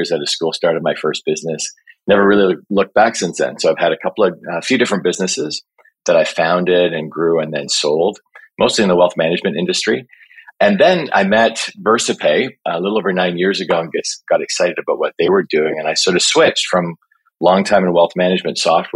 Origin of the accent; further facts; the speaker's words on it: Toronto, Ontario, Canada; I was born and raised here in Toronto